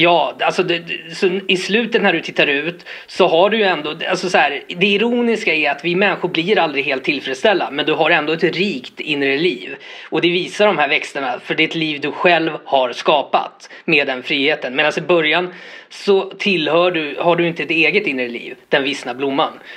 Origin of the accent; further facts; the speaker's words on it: Botkyrka, Stockholm County, Sweden; jag är uppvuxen i Botkyrka och var den här lilla Stockholmskillen med caps.